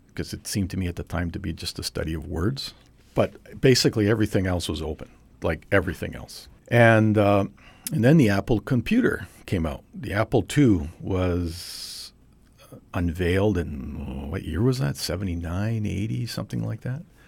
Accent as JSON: {"language": "English", "town": "Trail", "region": "British Columbia", "country": "Canada", "tie": "born or raised there", "said": "I was born and raised in Trail, B C, which is in the West Kootenays, southeastern part of British Columbia"}